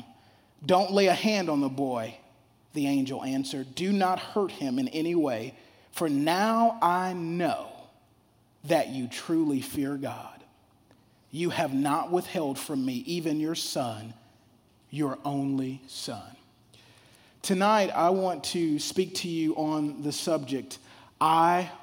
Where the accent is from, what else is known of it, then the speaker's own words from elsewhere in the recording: Shreveport, Louisiana, United States; I grew up down south in Shreveport, Louisiana.